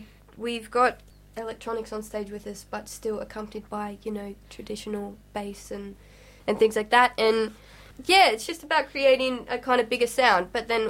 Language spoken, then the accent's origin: English; Australia; now in England